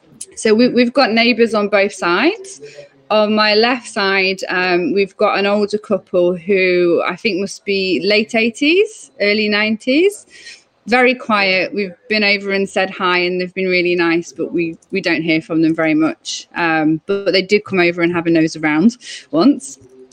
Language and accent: English; England, United Kingdom; I'm English.